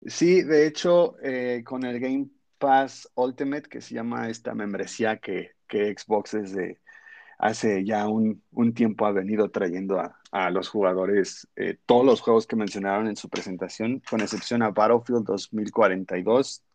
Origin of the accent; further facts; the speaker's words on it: Mexico; se graba en nuestra tierra, orgullosamente en México